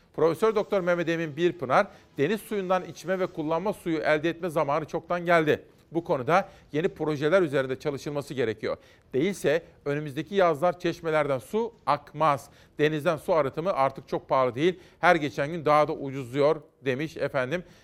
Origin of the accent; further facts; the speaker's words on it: Simav, Kütahya, Turkey; moved away; Bizim oralarda efendim ben Kütahyalıyım biliyorsunuz. Simav'da bu klarnet sesi bizim Roman kardeşlerimiz vardı, komşularımız da vardı